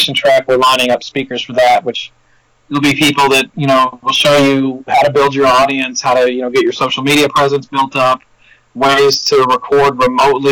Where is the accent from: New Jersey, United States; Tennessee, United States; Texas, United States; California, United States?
Tennessee, United States; Cheatham County; I grew up in Cheatham County.